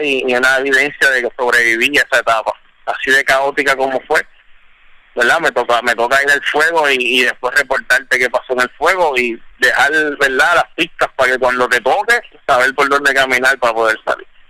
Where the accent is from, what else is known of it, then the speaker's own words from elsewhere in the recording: Puerto Rico; yo soy de Puerto Rico